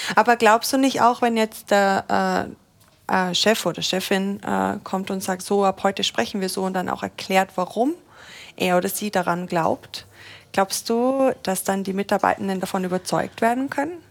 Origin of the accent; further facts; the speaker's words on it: Austria; moved away; ich komme ja eigentlich aus Österreich und da sind mhm. wir noch mal konservativer